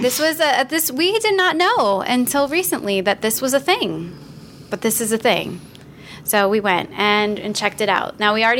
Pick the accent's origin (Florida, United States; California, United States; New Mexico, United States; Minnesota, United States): Florida, United States; even growing up in Florida